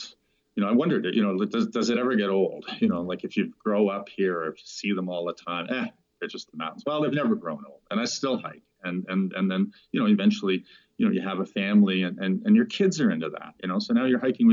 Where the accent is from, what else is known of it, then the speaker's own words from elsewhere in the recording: Toronto, Ontario, Canada; moved away as an adult; now in Calgary, Canada; I'm a kid growing up in Toronto